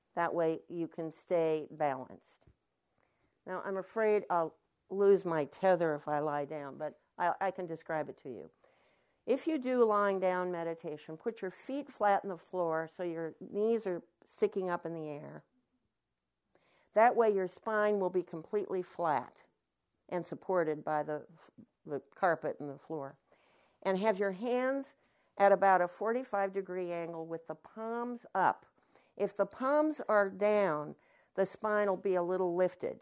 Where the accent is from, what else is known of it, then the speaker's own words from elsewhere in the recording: Anderson Valley, California, United States; I'm from the Anderson Valley